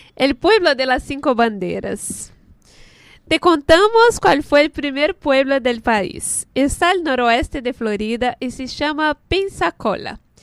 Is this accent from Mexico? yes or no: no; Brazil; Spanish is a second language; moved away